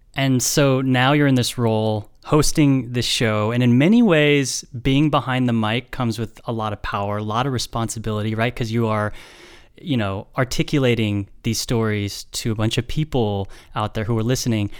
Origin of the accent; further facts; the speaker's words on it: Bay Area, California, United States; you, like me, are somebody who grew up in the Bay Area, were raised in the Bay